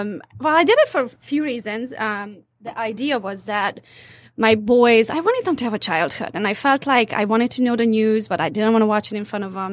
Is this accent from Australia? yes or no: no; Transylvania, Romania; moved away as an adult; now in United States; I'm, uh, from Transylvania, part of Romania now, so I'm Hungarian by nationality